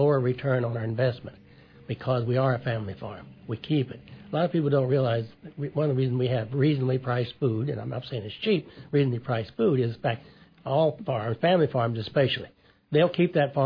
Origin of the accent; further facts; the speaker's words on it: Pike County, Illinois, United States; I'm from Pike County.